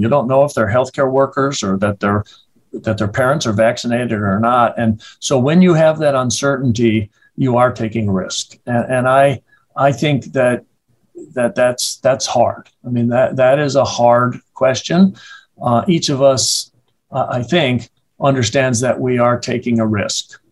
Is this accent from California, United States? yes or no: no; Madison, Wisconsin, United States; born and raised in Madison, educated here through medical school.